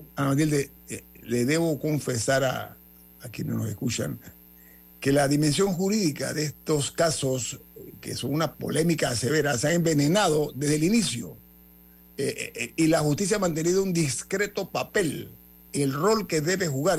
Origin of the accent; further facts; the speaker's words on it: Panama; yo como panameño